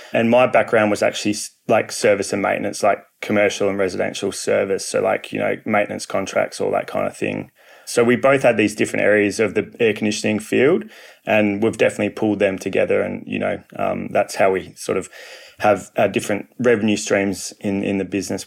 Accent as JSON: {"language": "English", "town": "Perth", "region": "Western Australia", "country": "Australia", "said": "I'm from Perth, Western Australia"}